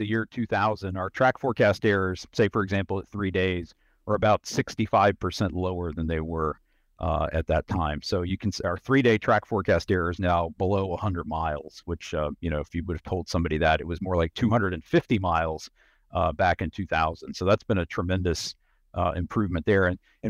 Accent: Virginia, United States; I grew up in Southwest Virginia, a place with lots of interesting weather, you know, all four seasons and winter weather.

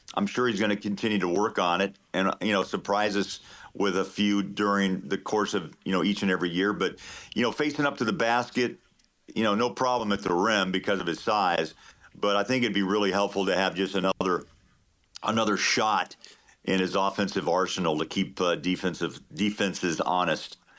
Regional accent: Kansas, United States; moved away; I grew up in Kansas

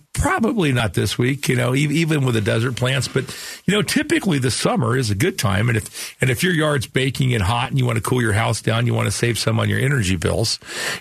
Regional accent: Phoenix, Arizona, United States; the area where I grew up in Sunny Slope

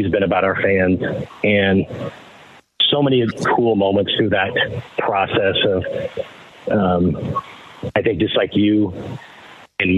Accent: Detroit, Michigan, United States; moved away; growing up in Detroit

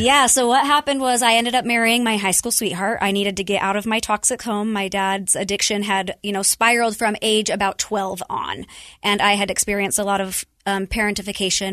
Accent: Utah, United States; born and raised in Utah, I'm the oldest of four.

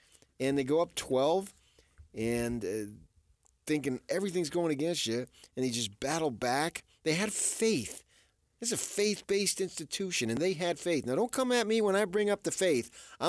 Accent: Phoenix, Arizona, United States; now in Utah, United States; I'm from Phoenix.

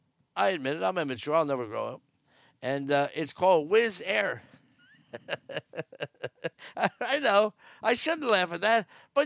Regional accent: New Jersey, United States; I wouldn't. I'm from Jersey. I knocked the hell out of them.

